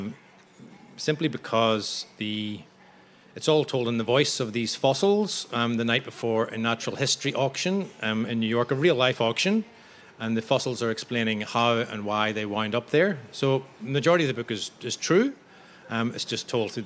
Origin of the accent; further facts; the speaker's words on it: Belfast, Northern Ireland, United Kingdom; accent: Belfast; I'm from Belfast in the north of Ireland. I'm born there in 72